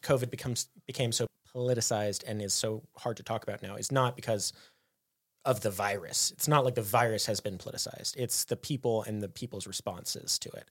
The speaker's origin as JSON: {"language": "English", "country": "United States", "said": "as an American"}